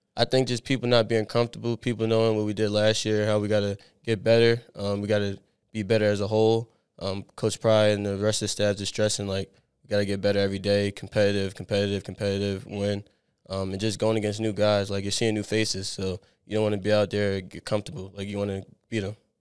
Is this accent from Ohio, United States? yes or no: no; Abington, Pennsylvania, United States; moved away as an adult; I grew up in Abington, like, a little bit outside of Philadelphia, like, ten minutes